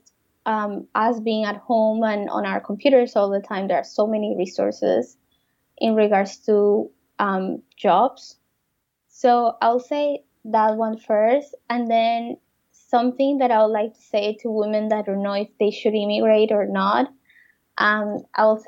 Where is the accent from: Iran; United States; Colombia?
Colombia; moved away as an adult; now in Canada; I'm from Colombia, he's from France, and we live in Canada